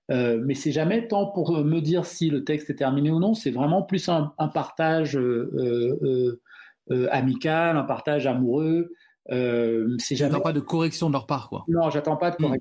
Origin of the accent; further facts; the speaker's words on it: Cameroon; first language Duala; French is a second language; Donc le douala, c'est ma langue maternelle.